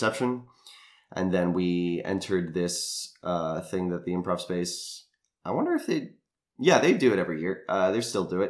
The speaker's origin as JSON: {"language": "English", "town": "San Diego", "region": "California", "country": "United States", "tie": "born or raised there", "said": "growing up in San Diego"}